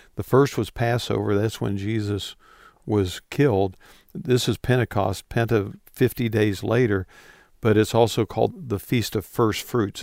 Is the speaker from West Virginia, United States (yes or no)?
yes; West Virginia, United States; moved away; I grew up in West Virginia